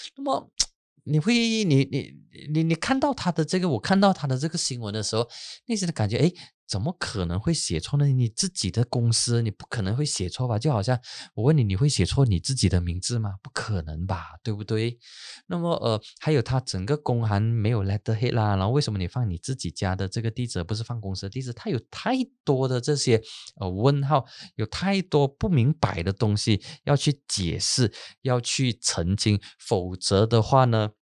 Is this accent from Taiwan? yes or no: no; Penang, Malaysia; 我的老家槟城